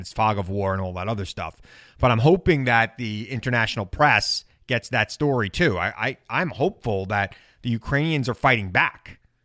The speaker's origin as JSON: {"language": "English", "country": "United States", "said": "I'm an American"}